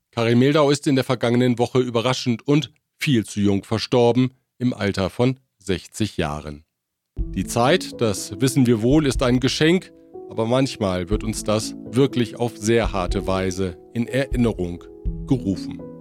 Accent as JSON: {"language": "German", "country": "Germany", "tie": "born or raised there", "moved": "as an adult", "lives_now": "Mexico", "said": "Sommerferien über viele Jahre hinweg Austauschbesuche von Schülerinnen und Schülern nach Deutschland. In meinen Heimatort kam so in jedem Sommer für ein paar Wochen die große, weite Welt. Als ich 1992 zum Studium nach Mexiko kam"}